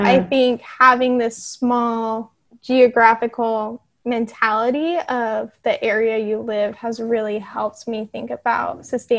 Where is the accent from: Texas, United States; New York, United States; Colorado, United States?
Colorado, United States; Denver; moved away as an adult; now in Oahu, United States; growing up in Colorado